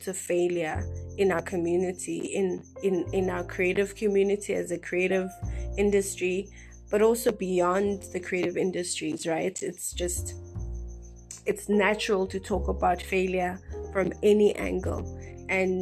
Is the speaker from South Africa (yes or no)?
yes; South Africa; we're a South African nation